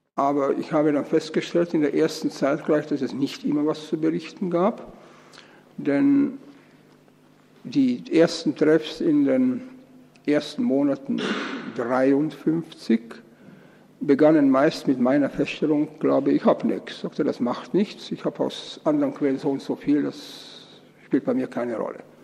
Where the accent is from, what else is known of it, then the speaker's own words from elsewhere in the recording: Austria; moved away; also born or lived in East Germany; ich bin eben Österreicher von Geburt und Erziehung